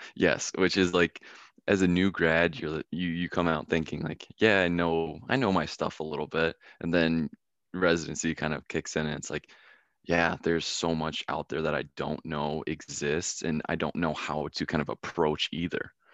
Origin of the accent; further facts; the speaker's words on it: Philadelphia, Pennsylvania, United States; moved away as an adult; my childhood of growing up around Philadelphia